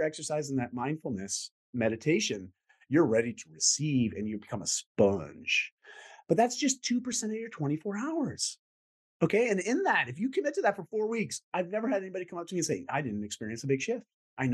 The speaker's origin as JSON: {"language": "English", "country": "Canada", "said": "I'm Canadian"}